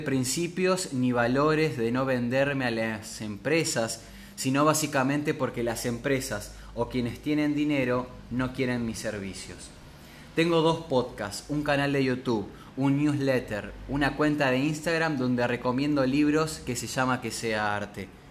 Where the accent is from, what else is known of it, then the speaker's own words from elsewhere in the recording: Córdoba, Argentina; now in Paraná, Argentina; Nací en Córdoba, pero vivo en Paraná, Entre Ríos